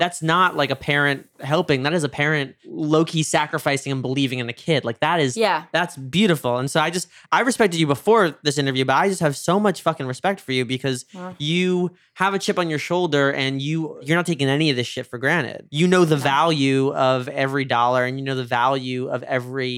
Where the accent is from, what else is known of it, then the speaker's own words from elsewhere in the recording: New York, United States; moved away; growing up in New York